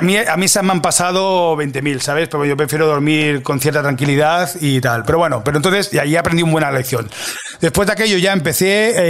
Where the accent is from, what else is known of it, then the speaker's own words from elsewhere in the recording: Catalonia, Spain; also born or lived in Mataró (attended school there as a teen); now in Madrid, Spain; yo soy catalán